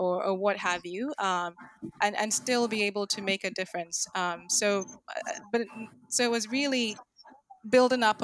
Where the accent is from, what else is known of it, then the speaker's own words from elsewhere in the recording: Ghana; although I'm Ghanaian by birth